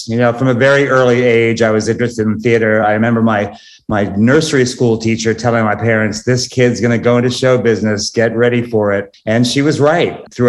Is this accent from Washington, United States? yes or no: no; Wantagh, New York, United States; moved away as an adult; now in Los Angeles, United States; I'm originally from Wantagh, Long Island, New York. Yes, that's right, Wantagh, Long Island.